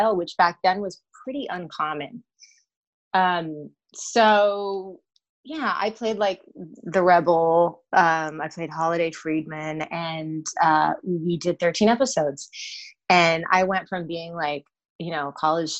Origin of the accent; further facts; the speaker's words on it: Los Angeles, California, United States; I am born and raised in Los Angeles, believe it or not, in a suburb